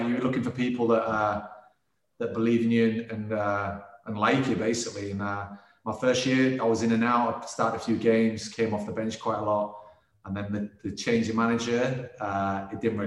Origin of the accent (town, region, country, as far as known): Scarborough, Yorkshire and the Humber, United Kingdom; born or raised there